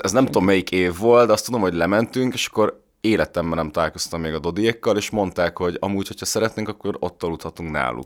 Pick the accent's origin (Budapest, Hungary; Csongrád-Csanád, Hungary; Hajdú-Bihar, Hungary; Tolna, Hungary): Budapest, Hungary; én Pesten születtem, meg itt nőttem fel